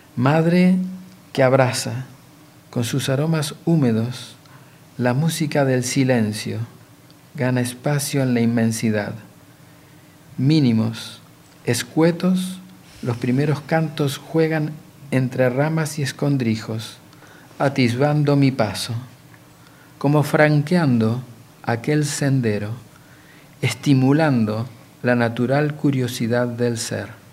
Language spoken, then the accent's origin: Spanish; Argentina; Yo soy excombatiente de Malvinas